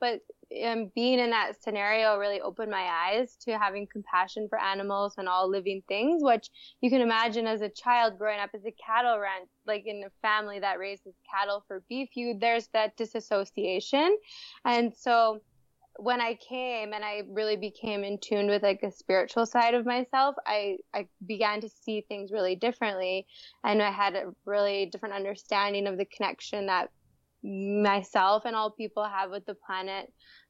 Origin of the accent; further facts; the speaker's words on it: southern Alberta, Canada; moved away as an adult; now in India; I grew up in a small rural area in southern Alberta in Canada, and believe it or not, my parents are cattle ranchers.